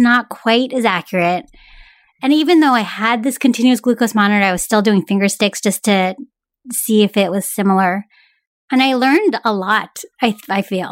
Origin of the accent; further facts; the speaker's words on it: San Francisco Bay Area, California, United States; growing up in the San Francisco Bay